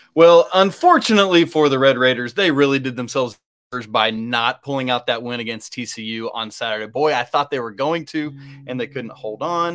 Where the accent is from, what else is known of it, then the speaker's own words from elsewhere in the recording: England, United Kingdom; I am a, a pale-skinned Brit. I was born in England